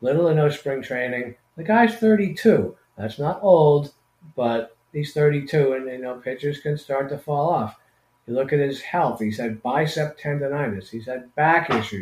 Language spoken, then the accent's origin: English; Boston, Massachusetts, United States; moved away; I'm from Boston originally